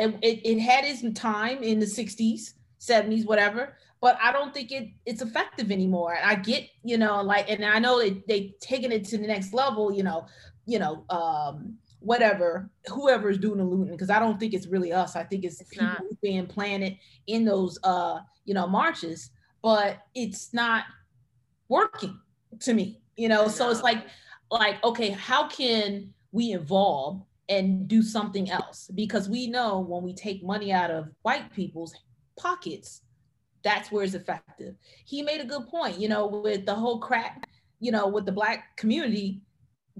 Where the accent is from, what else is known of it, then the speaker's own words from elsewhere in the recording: United States; growing up in Montgomery County